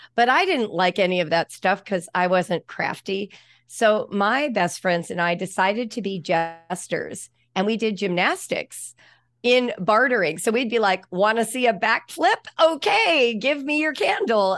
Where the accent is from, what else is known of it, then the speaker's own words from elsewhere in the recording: Los Angeles, California, United States; moved away; also born or lived in Ohio; Los Angeles, which is where I grew up